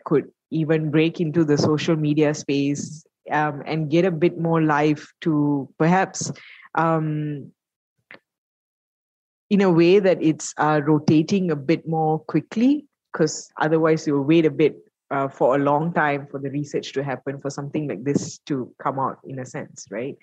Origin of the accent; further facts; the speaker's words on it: Malaysia; as a Malaysian